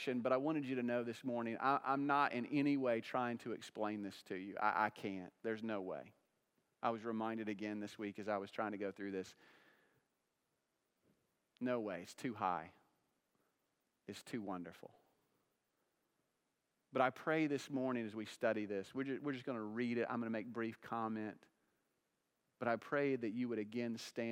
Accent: Oklahoma, United States; I was born in Oklahoma

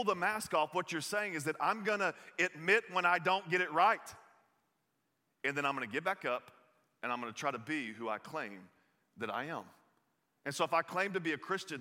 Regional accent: the South, United States; accent: Southern; I grew up in the South. You'll hear this in my voice a little bit

